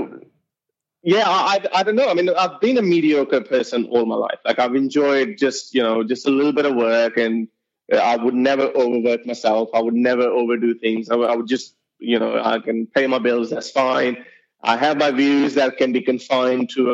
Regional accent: Lahore, Punjab, Pakistan; accent: Urdu accent; now in Australia; Now people can hear my accent with the Urdu accent, and they can tell that I do belong from Punjab and Lahore, Pakistan.

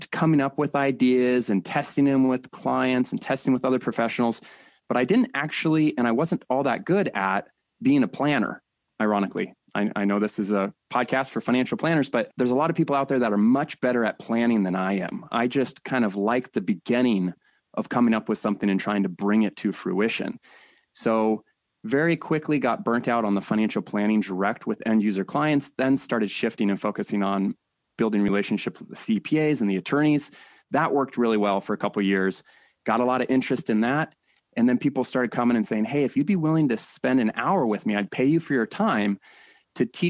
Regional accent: San Diego, California, United States; Born and raised in San Diego

